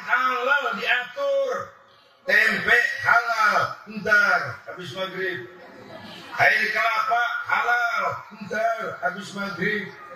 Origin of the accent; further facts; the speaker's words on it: Jakarta, Indonesia; saya lahir di Gandaria, di Kebayoran